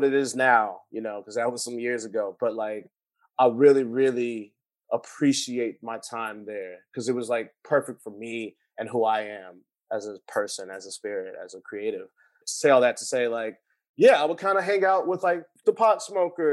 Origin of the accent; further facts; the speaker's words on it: Los Angeles, California, United States; I grew up in West Adams, but I went to private schools. So I was exposed to a lot of different other neighborhoods